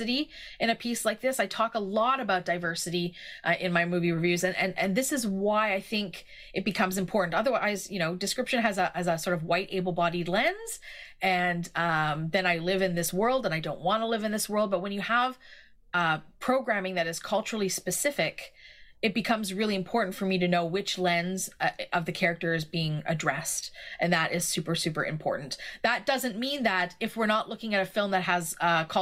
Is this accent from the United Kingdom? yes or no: no; Canada; as a Canadian